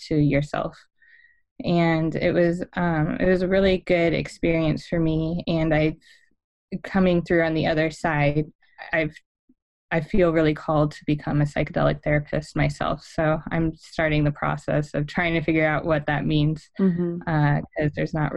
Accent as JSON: {"language": "English", "region": "California", "country": "United States", "tie": "born or raised there", "moved": "yes", "lives_now": "Arizona, United States", "said": "I grew up in California, and I'm currently living in the deserts of Arizona"}